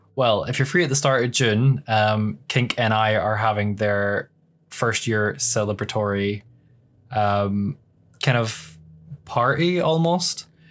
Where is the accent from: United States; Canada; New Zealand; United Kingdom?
United Kingdom; Scotland; literally ten miles away from my hometown is just fields and hills